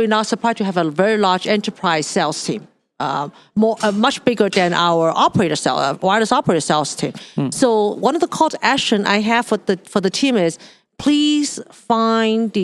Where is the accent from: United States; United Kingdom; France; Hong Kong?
Hong Kong; moved away; I grew up in Hong Kong.